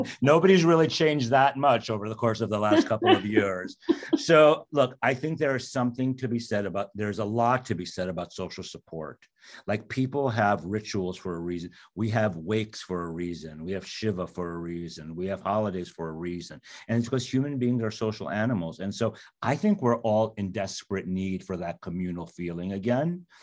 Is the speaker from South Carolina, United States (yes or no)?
no; New York City, New York, United States; I grew up in Queens, New York